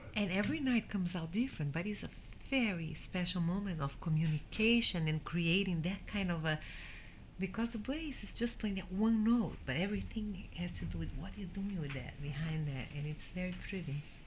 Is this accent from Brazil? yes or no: yes; Brazil; growing up in Brazil with the Brazilian rhythms and also with the jazz that I had around the house